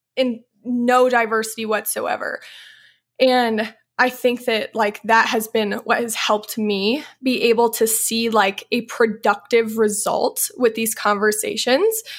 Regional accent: Louisville, Illinois, United States; moved away; I grew up in Louisville, Illinois, which is a small town of like a thousand people.

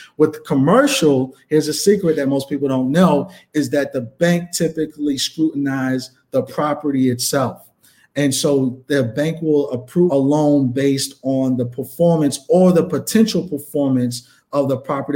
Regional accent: New York, United States; moved away as an adult; also born or lived in Bronx, New York; now in Chicago, United States; growing up in New York

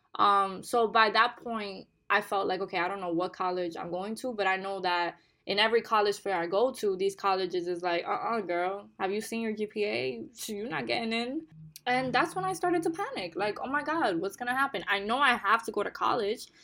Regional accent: New York City, New York, United States; English is a second language; also born or lived in Bonao, Dominican Republic; Growing up in the Bronx, in one of the most disenfranchised, marginalized boroughs in New York City

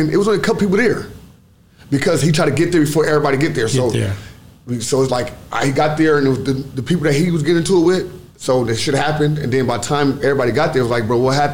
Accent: Los Angeles, California, United States; Yep. South Central.

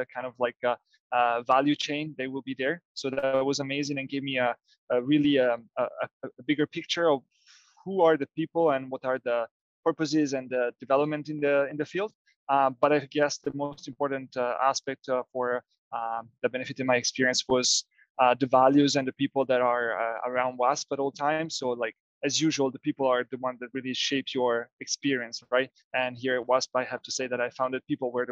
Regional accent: Genoa, Liguria, Italy; now in Massa Lombarda, Italy; I was born and raised here in Italy, somewhere else in Genova.

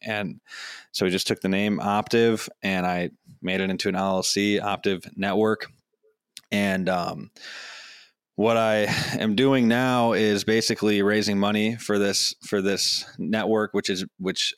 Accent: Madison, Wisconsin, United States; my hometown of Madison, Wisconsin

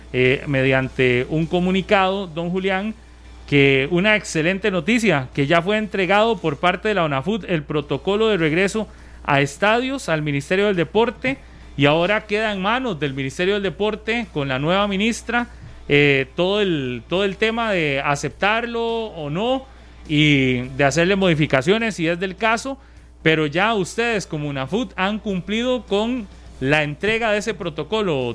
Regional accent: Costa Rica; todos los ticos entendemos cuando se dice eso

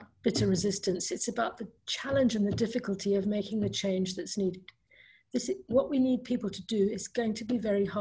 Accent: South Africa; moved away; I grew up in South Africa

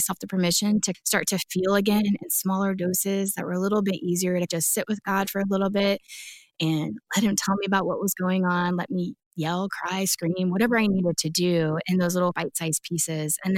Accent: Jacksonville, Florida, United States; moved away; I was back in my hometown of Jacksonville

